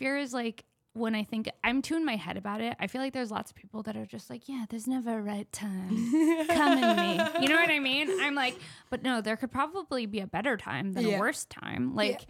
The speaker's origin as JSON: {"language": "English", "town": "Los Angeles", "region": "California", "country": "United States", "tie": "born or raised there", "said": "I'm from the Valley. I'm a Valley girl. I'm from Encino. Yeah, I'm an Encino woman."}